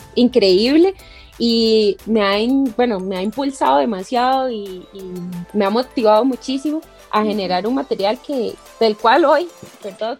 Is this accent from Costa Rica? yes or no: yes; Heredia, Costa Rica; soy herediana de pura cepa, como dicen por ahí, ¿verdad? Sí. Porque nací en Heredia, crecí aquí, estudié en Heredia